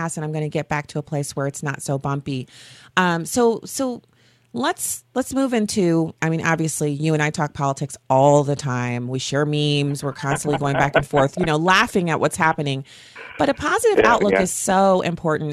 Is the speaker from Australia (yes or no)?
no; United States; I'm an American. I love this country